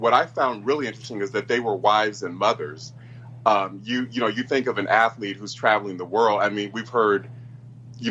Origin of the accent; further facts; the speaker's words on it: Columbus, Ohio, United States; my hometown of Columbus